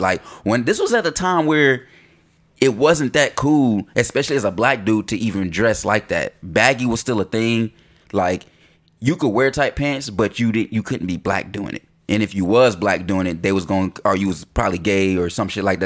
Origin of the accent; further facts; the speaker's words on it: Concord, North Carolina, United States; growing up in North Carolina, we we in Concord, you know, Mill City